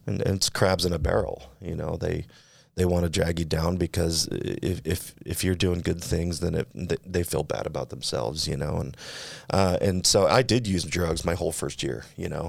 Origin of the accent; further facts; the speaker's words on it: California, United States; now in Utah, United States; I'm from California